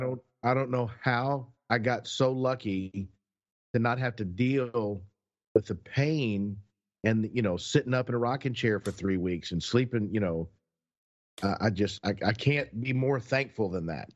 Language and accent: English; Texas, United States; we're from Texas